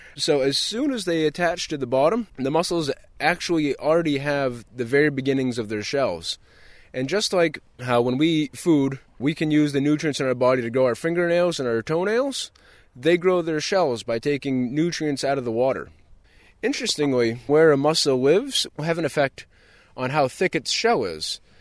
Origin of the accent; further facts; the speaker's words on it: Long Island, Maine, United States; I grew up lobstering on Long Island, Maine, which is in Casco Bay, off of Portland.